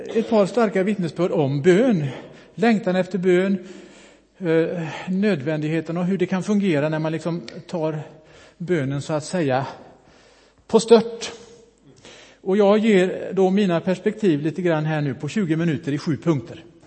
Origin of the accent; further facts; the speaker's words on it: Bohuslän, Västra Götaland, Sweden; moved away; also born or lived in Mölndal; Jag är ju bohuslänning, kommer uppifrån Brasta